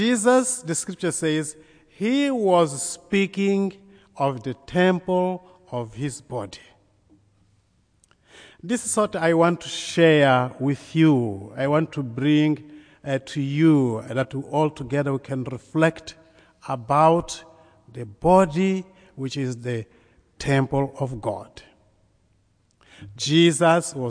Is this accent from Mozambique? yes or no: yes; Mozambique; I come from Mozambique in southeastern Africa, very close to South Africa.